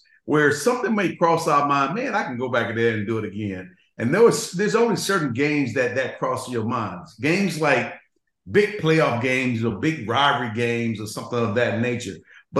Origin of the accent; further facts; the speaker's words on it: Florida, United States; we both are from the South. Jerry's from obviously Mississippi, and I'm from Florida.